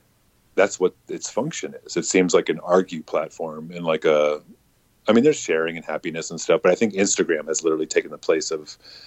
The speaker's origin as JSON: {"language": "English", "region": "the South", "country": "United States", "tie": "born or raised there", "said": "Growing up in the South and like family in Charleston"}